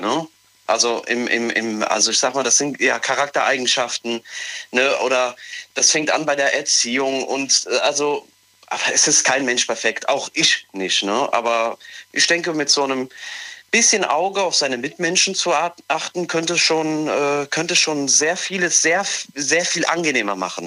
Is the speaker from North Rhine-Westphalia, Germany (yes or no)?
no; Mayen, Rhineland-Palatinate, Germany; ich komme aus Mayen